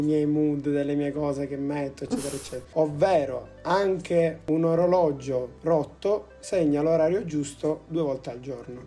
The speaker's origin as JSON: {"language": "Italian", "region": "Sicily", "country": "Italy", "said": "noi che siamo siciliani"}